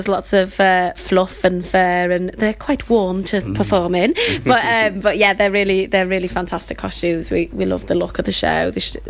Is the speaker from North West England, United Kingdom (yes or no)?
yes; Liverpool, North West England, United Kingdom; moved away; I'm from Liverpool originally